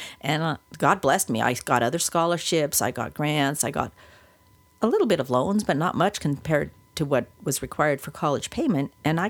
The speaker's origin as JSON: {"language": "English", "region": "Wyoming", "country": "United States", "also_born_or_lived": "Utah / Oklahoma", "lives_now": "California, United States", "said": "I come from Wyoming and Utah, and I went to school in Oklahoma"}